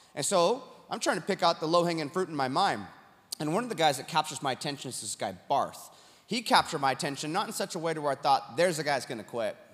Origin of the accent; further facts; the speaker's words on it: Huntington Beach, California, United States; from Huntington Beach, California, my hometown